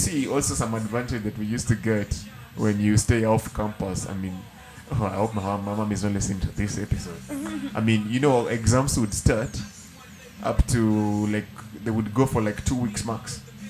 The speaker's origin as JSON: {"language": "English", "town": "Homa Bay", "region": "Homa Bay County", "country": "Kenya", "tie": "born or raised there", "moved": "yes", "said": "when I'm growing up in Homa Bay, I'm going to school at 7 o'clock."}